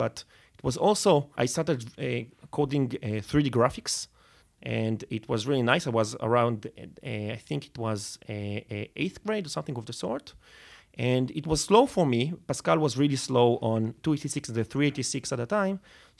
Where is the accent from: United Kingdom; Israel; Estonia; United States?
Israel; Netanya, Central District; So I grew up in Netanya. Netanya is like 30 kilometers north of Tel Aviv.